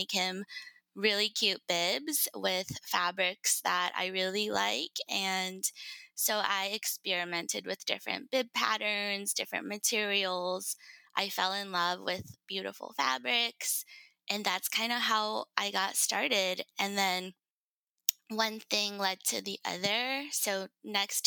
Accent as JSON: {"language": "English", "country": "Japan", "tie": "born or raised there", "moved": "yes", "lives_now": "United States", "said": "I was born and raised in Japan. I lived a majority of my life in the States, so I consider myself pretty Americanized."}